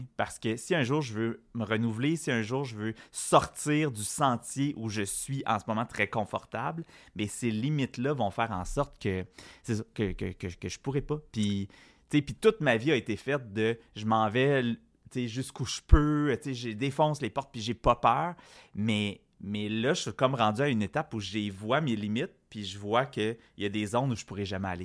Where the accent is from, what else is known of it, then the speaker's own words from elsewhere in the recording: Quebec, Canada; j'ai été élevé dans un milieu extrêmement francophone